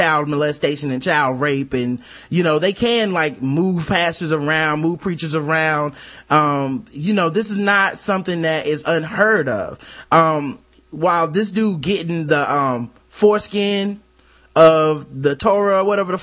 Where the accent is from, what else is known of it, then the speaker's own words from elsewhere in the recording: Charlotte, North Carolina, United States; I'm from Charlotte, North Carolina, the South. You know, we do church around here